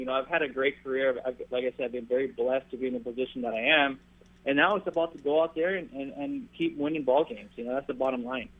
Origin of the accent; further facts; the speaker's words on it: Maui, Hawaii, United States; moved away as an adult; now in Southern California, United States; my hometown of uh, Maui, Hawaii